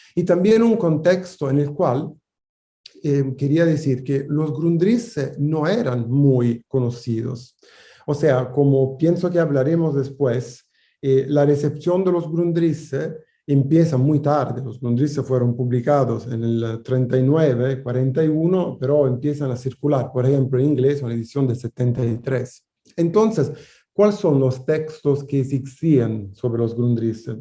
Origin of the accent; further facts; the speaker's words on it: Italy; Spanish is a second language; moved away; países donde yo nací, Italia o Francia o Alemania